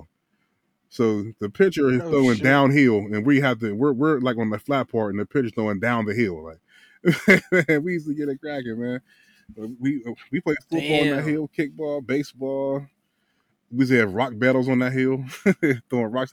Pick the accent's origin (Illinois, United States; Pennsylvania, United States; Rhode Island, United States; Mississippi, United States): Pennsylvania, United States; Wilkinsburg; I grew up in Wilkesburg